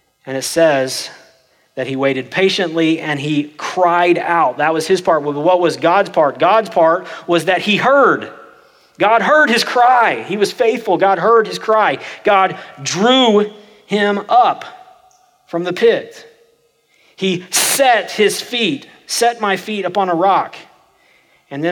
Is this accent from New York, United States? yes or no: no; Oklahoma, United States; I'm from Oklahoma, and that's the way we talk.